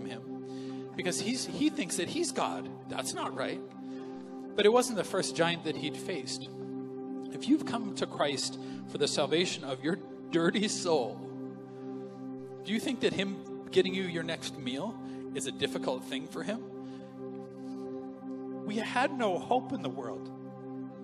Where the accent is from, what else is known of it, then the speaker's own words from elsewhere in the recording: Canada; as a Canadian